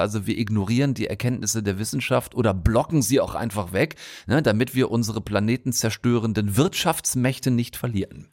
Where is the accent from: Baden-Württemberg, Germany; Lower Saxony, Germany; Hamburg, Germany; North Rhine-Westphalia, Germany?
North Rhine-Westphalia, Germany; moved away; Meine alte Heimat auf halbem Weg zwischen Bonn und Wolfsburg. Das ist geografisch einigermaßen exakt, Frau Wollner. Das gute alte Ostwestfalen